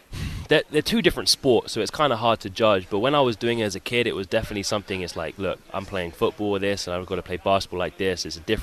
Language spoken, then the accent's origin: English; London, United Kingdom; moved away as an adult; I was from London, basically South London, Worthing area.